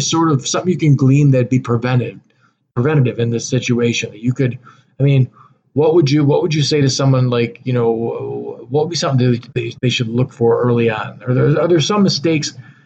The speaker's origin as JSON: {"language": "English", "town": "Frankfort", "region": "Illinois", "country": "United States", "tie": "born or raised there", "said": "we grew up in the Frankfurt area."}